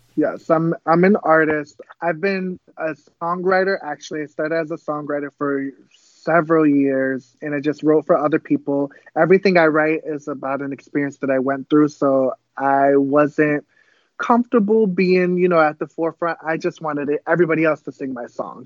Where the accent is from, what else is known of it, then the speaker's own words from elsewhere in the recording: Pawtucket, Rhode Island, United States; first language Cape Verdean Creole; English is a second language; I was actually born in Rhode Island, um, which is up north. It's a very, very small place. I was born in Pawtucket.